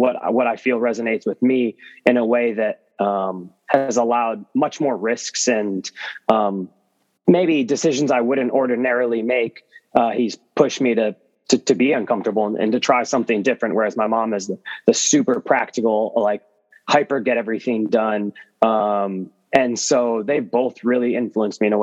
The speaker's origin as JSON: {"language": "English", "town": "Chicago", "region": "Illinois", "country": "United States", "tie": "born or raised there", "also_born_or_lived": "New York City / Miami / Charlotte", "moved": "yes", "lives_now": "Seattle, United States", "said": "growing up in Chicago"}